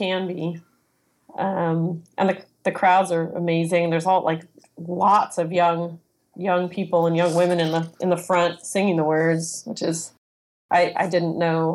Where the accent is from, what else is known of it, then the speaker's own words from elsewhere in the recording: Los Angeles, California, United States; I grew up in Hollywood, just the sort of the youngest of three kids